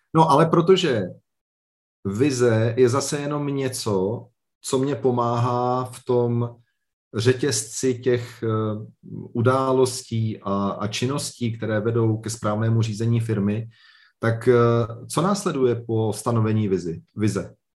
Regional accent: Liberec, Liberec Region, Czechia; Já jsem z Liberce, tady, je, tady byl vždycky velmi silný textilní průmysl

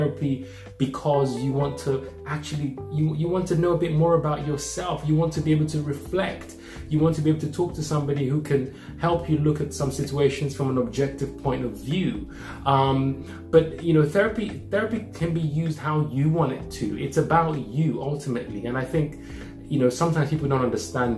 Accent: Nigeria; growing up as a Nigerian

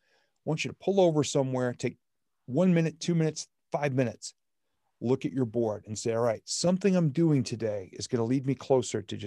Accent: New England, United States; I'm from New England

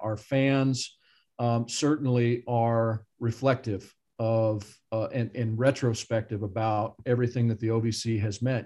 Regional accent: Midwest, United States; Growing up in the Midwest

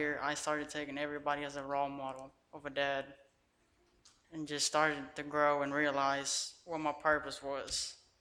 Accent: Guatemala; moved away; I'm originally from Guatemala, and I was raised by my grandparents without my mom neither

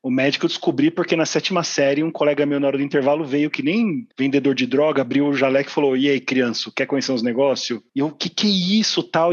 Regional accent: Mogi das Cruzes, São Paulo, Brazil; eu sou de Mogi das Cruzes

